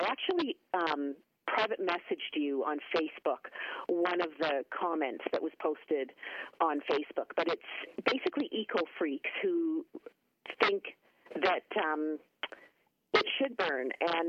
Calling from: Valley View, Alberta, Canada; I'm calling from Valley View.

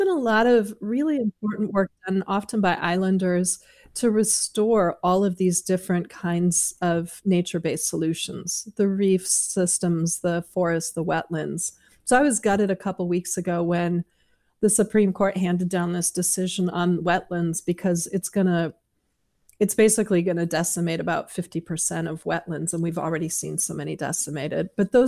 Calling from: San Francisco, California, United States; I'm phoning in from San Francisco, which is home.

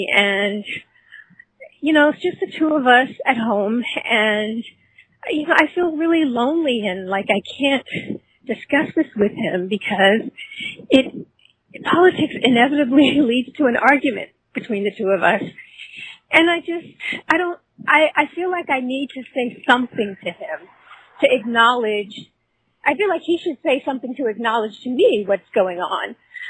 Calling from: Washington, District of Columbia, United States; I'm calling from the Washington, D.C. area

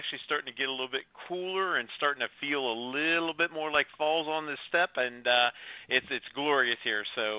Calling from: Greenville, South Carolina, United States; Well, I'm calling in from Greenville, South Carolina

